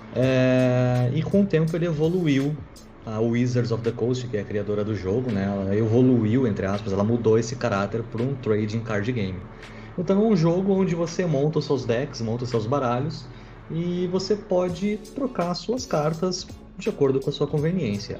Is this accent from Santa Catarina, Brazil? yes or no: no; Porto Alegre, Rio Grande do Sul, Brazil; Eu, sou nascido e criado em Porto Alegre